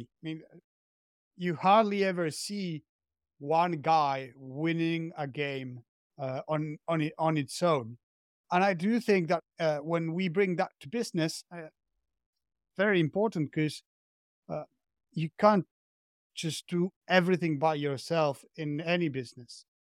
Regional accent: Argentina; moved away as an adult; now in France; I'm from Argentina, but I'm currently living in France.

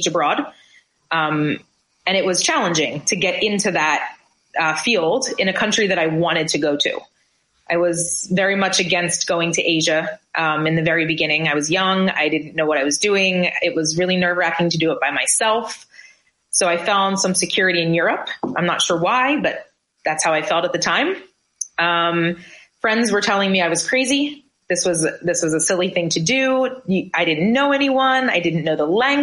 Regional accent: New Jersey, United States; moved away as an adult; also born or lived in central Pennsylvania / England; now in Kuwait; I grew up in New Jersey, went to high school, did the, you know, the course of all that, went to college out in central Pennsylvania

